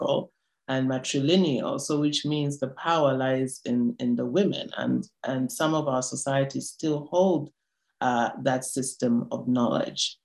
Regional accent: North-Western Province, Zambia; I'm from the Northwestern part of Zambia

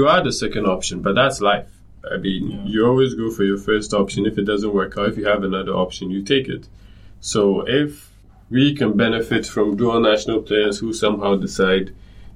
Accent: Ghana; as a Ghanaian

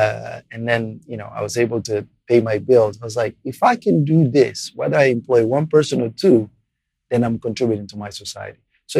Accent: Portugal; English is a second language; moved away; I was an immigrant with, you know, I didn't speak English at the time either.

